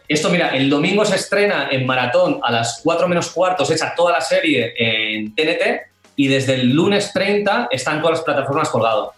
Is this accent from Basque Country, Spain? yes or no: yes; Irún, Basque Country, Spain; Yo soy de Irún